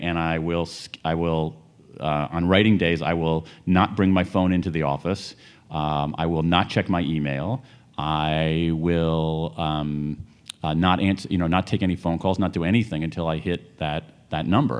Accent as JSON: {"language": "English", "region": "American Midwest", "country": "United States", "tie": "born or raised there", "said": "I grew up in the American Midwest when the Rust Belt was rusting"}